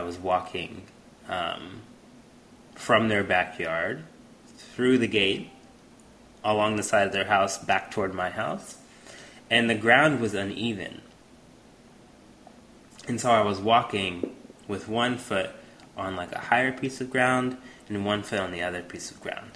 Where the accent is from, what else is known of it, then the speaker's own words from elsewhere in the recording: Houston, Texas, United States; a little boy, black boy growing up in Houston